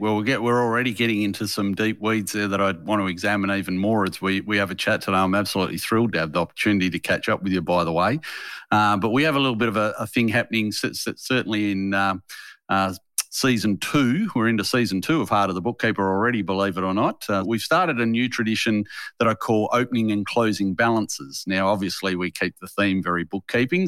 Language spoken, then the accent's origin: English; Harvey, Western Australia, Australia; moved away; I grew up in a little country town in Western Australia called Harvey